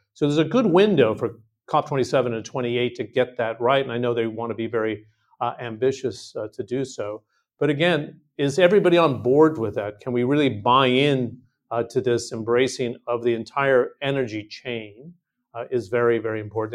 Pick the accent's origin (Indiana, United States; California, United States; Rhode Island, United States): California, United States; I'm from California.